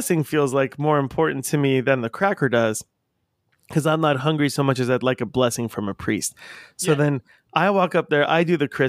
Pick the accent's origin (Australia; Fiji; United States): United States; La Habra, California; I grew up in La Habra, and so I grew up at going past this church a bunch by my school